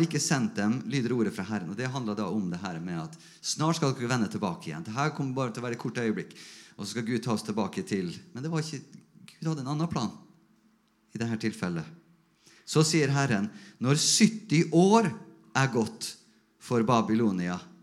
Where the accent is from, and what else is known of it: Norway